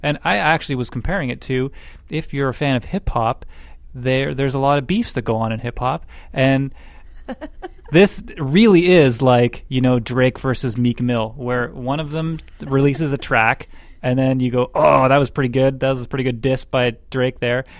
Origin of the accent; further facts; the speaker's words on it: Scotland, United Kingdom; now in Alberta, Canada; from being Scottish